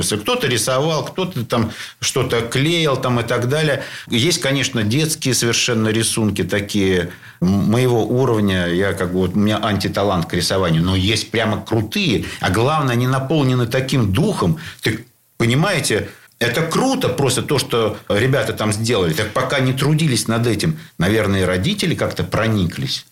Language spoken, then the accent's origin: Russian; Saint Petersburg, Russia; ленинградцы, петербуржцы